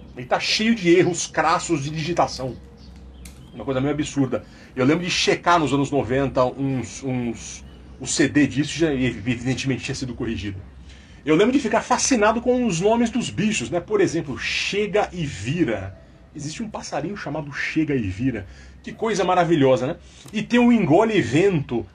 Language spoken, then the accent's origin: Portuguese; Jundiaí, São Paulo, Brazil; na minha infância muito comum lá em Jundiaí